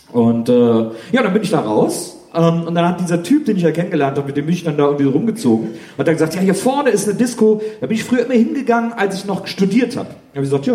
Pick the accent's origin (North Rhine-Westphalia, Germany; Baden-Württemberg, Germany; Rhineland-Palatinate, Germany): North Rhine-Westphalia, Germany; Wesseling; moved away; ich komme ja aus Wesseling, das ist auch ein kleines Städtchen.